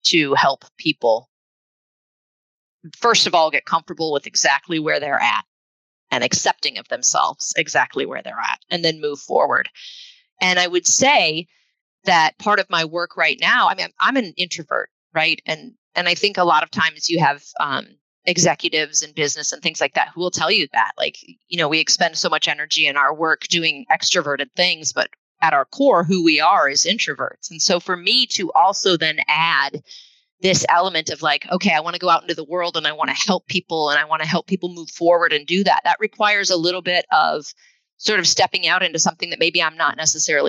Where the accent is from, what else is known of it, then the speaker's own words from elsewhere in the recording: Northeast Iowa, United States; also born or lived in Minnesota; now in Seattle area, United States; I hail from the Midwest. I grew up in Northeast Iowa